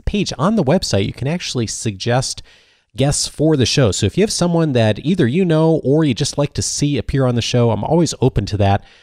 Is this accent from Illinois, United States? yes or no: yes; Naperville, Illinois, United States; I grew up in the Chicago suburbs as well, a town called Naperville